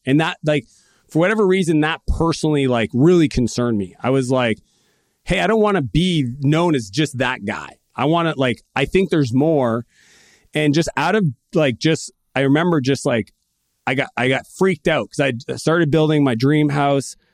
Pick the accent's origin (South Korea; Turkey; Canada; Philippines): Canada; I'm Canadian